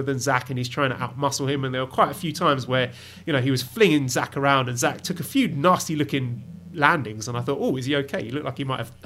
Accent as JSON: {"language": "English", "country": "United Kingdom", "said": "for me as a Brit"}